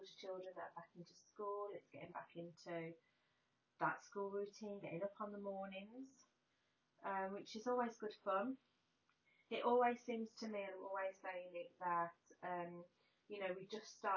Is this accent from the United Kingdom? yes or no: yes; United Kingdom; being British